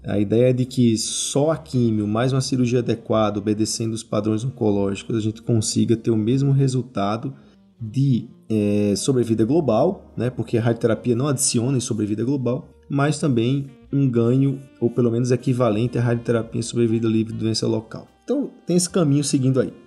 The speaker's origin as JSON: {"language": "Portuguese", "town": "Natal", "region": "Rio Grande do Norte", "country": "Brazil", "said": "eu sou de Natal"}